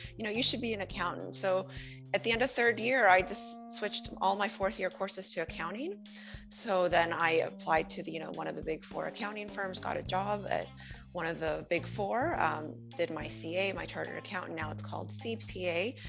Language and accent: English; Venezuela; now in Canada; my dad already felt that maybe growing up in Venezuela with his two daughters was not the best future for us. So he started applying to the US and in Canada to try to for us to immigrate.